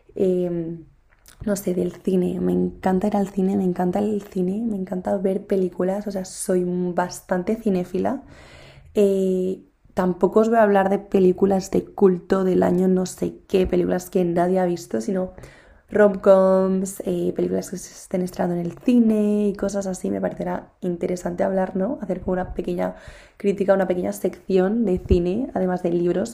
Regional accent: Spain; estudio en España, pero no estudio en mi ciudad natal

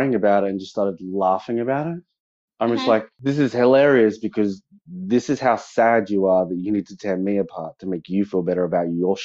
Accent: Kurri Kurri, New South Wales, Australia; also born or lived in Newcastle, New South Wales; So I grew up outside of Newcastle in, I guess, what you call the Hunter Valley in a little town called Currycurry

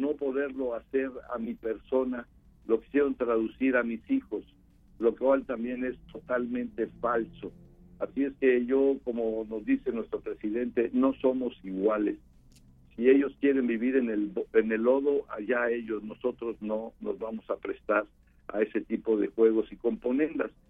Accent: Mexico; todos somos mexicanos

